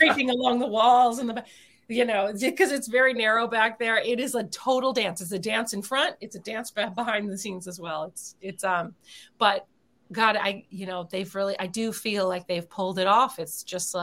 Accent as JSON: {"language": "English", "town": "Philadelphia", "region": "Pennsylvania", "country": "United States", "moved": "yes", "said": "I'm from Philadelphia originally"}